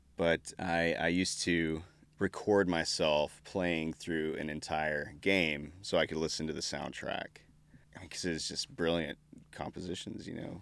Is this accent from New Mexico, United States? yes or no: yes; Artesia, New Mexico, United States; I grew up in New Mexico, born and raised in New Mexico, um, southeastern part, town of ten thousand people, I guess, called Artesia